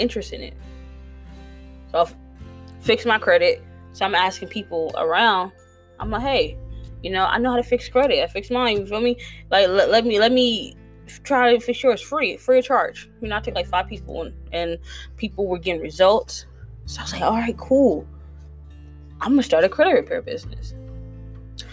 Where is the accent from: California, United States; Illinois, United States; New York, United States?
California, United States; East Palo Alto; I'm from East Palo Alto, California